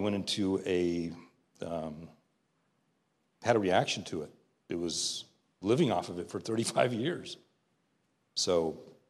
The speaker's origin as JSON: {"language": "English", "region": "Southern California", "country": "United States", "tie": "born or raised there", "said": "born and raised in Southern California"}